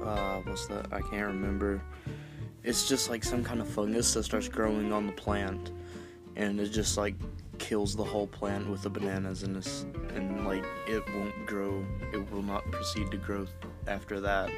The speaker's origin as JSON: {"language": "English", "country": "United States", "tie": "born or raised there", "first_language": "English", "said": "I was born in the United States"}